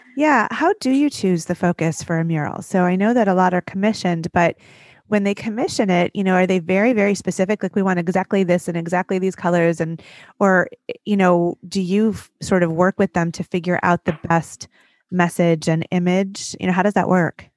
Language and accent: English; Detroit, Michigan, United States; my hometown of Detroit